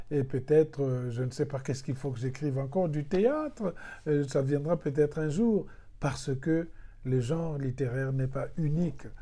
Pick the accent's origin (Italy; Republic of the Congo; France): Republic of the Congo; Si je suis congolais et que dans les mots français je sens que je suis limité dans mon expression, et eh bien c'est là qu'intervient une invention, le secours de mes autres langues.